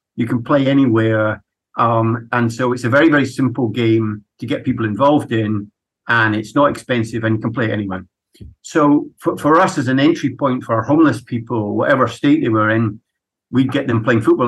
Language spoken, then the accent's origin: English; Edinburgh, Scotland, United Kingdom; I'm was brought up in Edinburgh in Scotland